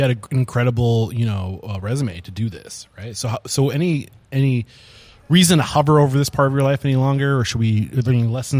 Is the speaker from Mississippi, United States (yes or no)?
no; New Hampshire, United States; I'm from New Hampshire. We didn't have those up